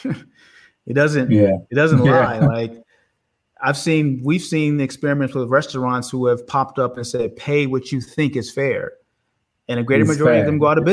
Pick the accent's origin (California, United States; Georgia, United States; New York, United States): California, United States; Oakland; I grew up in Oakland, California